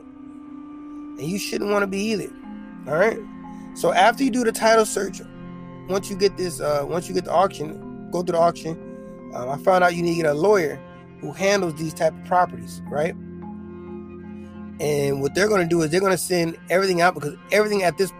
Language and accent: English; South Bend, Indiana, United States; now in El Paso, United States; I'm from South Bend, Indiana